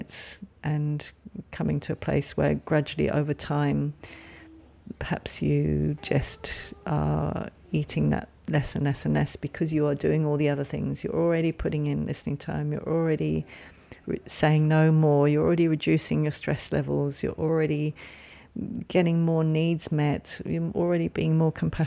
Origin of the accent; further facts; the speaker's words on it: England, United Kingdom; moved away; when I lived in England, when I grew up in England